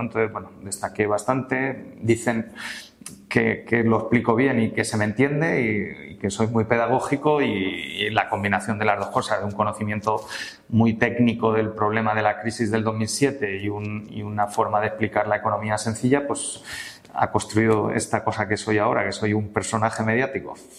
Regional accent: Madrid, Community of Madrid, Spain; also born or lived in Palencia; enseguida vinimos a Madrid, yo llegué a Madrid con nueve meses, me he criado en Madrid realmente

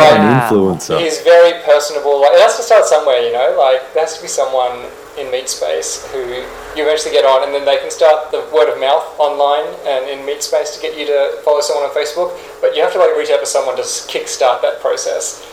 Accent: Wodonga, Victoria, Australia; moved away as an adult; now in Singapore; I was born and raised in Australia, grew up in the country, grew up in Wodonga

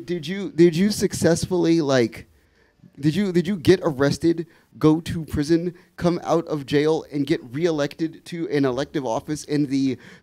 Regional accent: Washington, District of Columbia, United States; I grew up in Ward 7. I grew up in Deanwood. I proudly grew up in Deanwood.

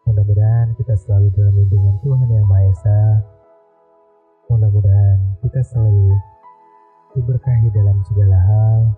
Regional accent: Karawang, West Java, Indonesia; Aku orang Sunda, aku orang Karawang makanya banyak dari circle aku yang eh, susah untuk pelapalan huruf F

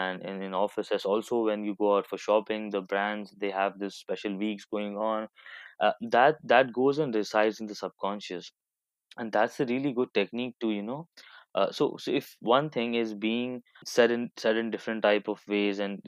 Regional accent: Hyderabad, Telangana, India; moved away as an adult; now in Canada; I'm from Hyderabad, born and brought up there

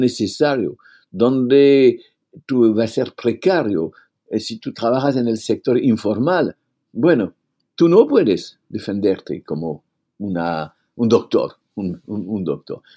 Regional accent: France; Spanish is a second language; en mi país

